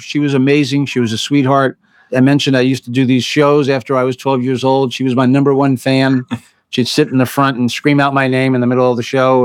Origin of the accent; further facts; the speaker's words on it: United States; also born or lived in Bronx, New York; I was the first kid that was born and raised on the other side of the bridge